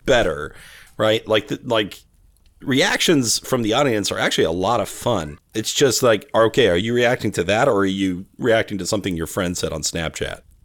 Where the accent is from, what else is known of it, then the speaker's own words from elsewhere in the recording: Bakersfield, California, United States; now in Arizona, United States; I grew up in Bakersfield, California